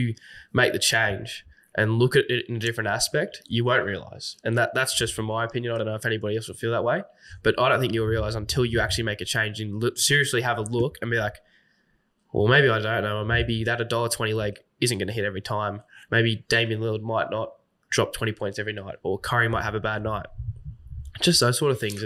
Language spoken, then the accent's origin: English; Sydney, New South Wales, Australia; I'm from Sydney